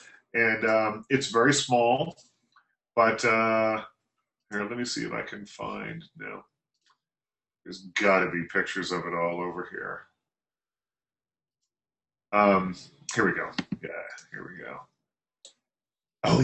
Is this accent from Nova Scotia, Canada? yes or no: yes; South Shore of Nova Scotia, Canada; moved away; There was when I grew up in Nova Scotia, in a little town in Nova Scotia. And it's a very old town.